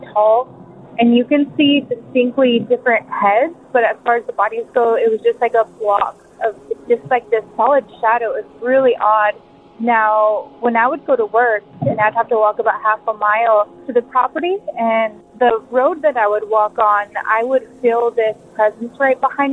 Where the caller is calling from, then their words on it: Big Sur, California, United States; I'm calling from Big